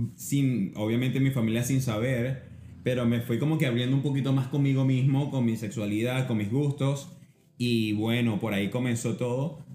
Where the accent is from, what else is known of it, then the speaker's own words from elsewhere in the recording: Puerto Cabello, Carabobo, Venezuela; also born or lived in Barquisimeto, Venezuela / Florida, United States; now in Boston, United States; barquisimetano, pero me crié en Puerto Cabello